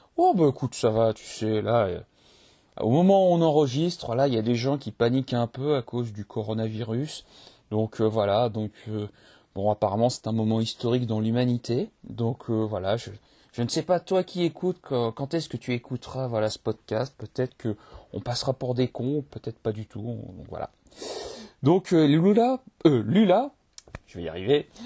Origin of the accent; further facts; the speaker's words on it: Limoges, Nouvelle-Aquitaine, France; je, suis de Limoges